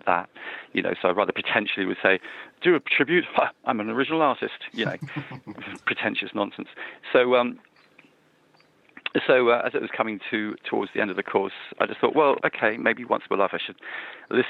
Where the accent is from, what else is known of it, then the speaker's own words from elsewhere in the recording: Wimborne Minster, South West England, United Kingdom; I'm calling from my hometown. I live near a little Minster. You don't get many Minsters in this country anymore, but it's called Wimborne Minster, which is in southeast Dorset on the south coast of England.